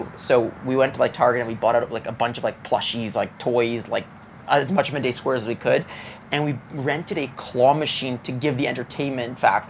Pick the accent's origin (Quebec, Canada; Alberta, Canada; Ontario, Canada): Quebec, Canada; Montreal; from Montreal, no, but here's the difference.